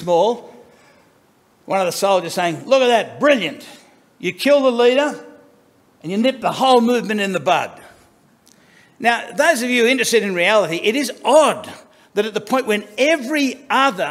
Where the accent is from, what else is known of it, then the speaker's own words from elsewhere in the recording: Sydney, New South Wales, Australia; I was born in King's Cross because that sounds classier than Darlinghurst